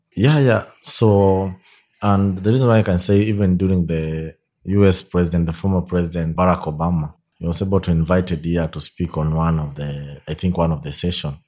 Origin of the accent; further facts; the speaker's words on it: Kenya; also born or lived in Soy, Kenya / Kibera, Nairobi; I'm from Kenya in a, a place called Soy, near Eldoret Town.